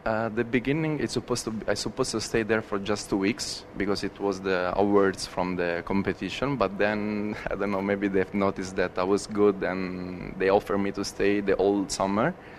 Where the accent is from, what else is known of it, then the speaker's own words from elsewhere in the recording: Veroli, Lazio, Italy; moved away; I'm from Veroli, which is a place uh, close to Rome uh, just one hour away from Rome. Um, I raised up in the city